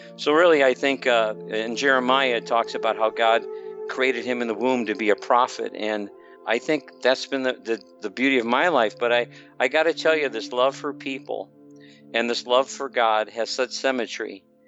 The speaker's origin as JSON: {"language": "English", "town": "Chicago", "region": "Illinois", "country": "United States", "tie": "born or raised there", "moved": "yes", "lives_now": "Blue Springs, United States", "said": "I grew up in the Chicagoland area."}